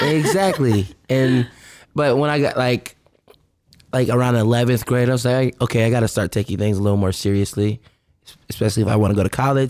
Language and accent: English; Richmond, Virginia, United States; now in Los Angeles, United States; I'm from Virginia, Richmond, Virginia, R V